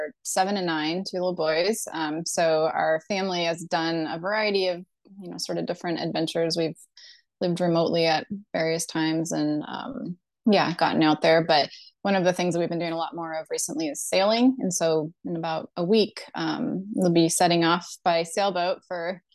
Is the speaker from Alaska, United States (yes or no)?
yes; Alaska, United States; I grew up in Alaska